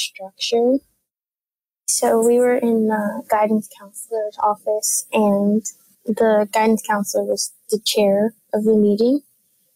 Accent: New York City, New York, United States; I'm 14 years old, and I'm from Brooklyn, New York

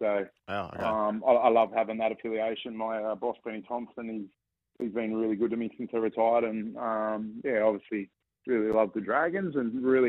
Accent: Port Macquarie, New South Wales, Australia; She's from my hometown of Port Macquarie.

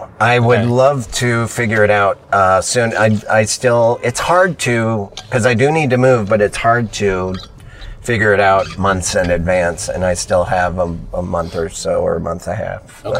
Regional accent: Montana, United States; moved away as an adult; Growing up in Montana, I took it for granted, and then I finally live at the ocean.

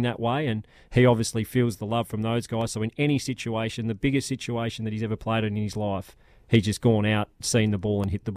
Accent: Australia; Australian cricketers

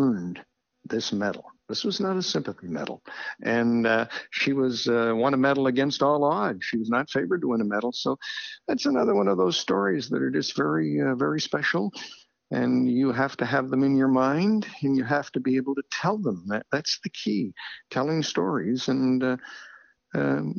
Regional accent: Winnipeg, Manitoba, Canada; moved away; also born or lived in Toronto; I was born in Winnipeg

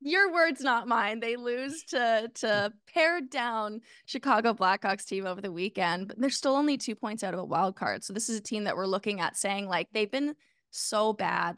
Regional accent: Canada; As a Canadian

